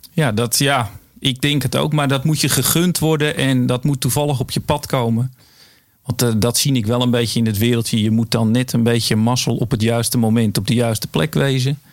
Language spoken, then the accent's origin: Dutch; Edam, North Holland, Netherlands; oorspronkelijk kom ik uit Edam.